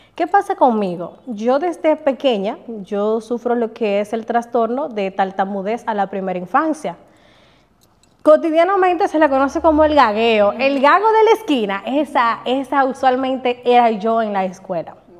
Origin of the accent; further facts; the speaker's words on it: Bonao, Monseñor Nouel, Dominican Republic; moved away as an adult; also born or lived in Santiago; yo salí de Bonao con una maletica